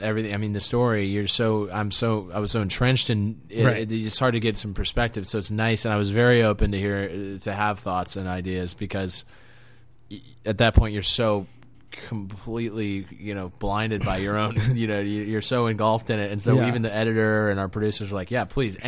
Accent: Chicago, Illinois, United States; now in Los Angeles, United States; make it in my hometown

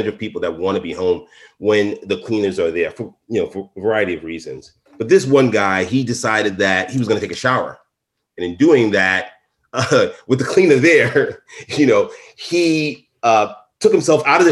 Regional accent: New York City, New York, United States; I am truly from Brooklyn

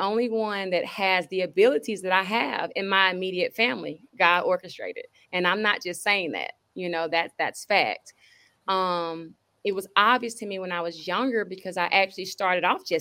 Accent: Atlanta, Georgia, United States; also born or lived in Decatur, Georgia; I'm from Atlanta. I was born in Atlanta

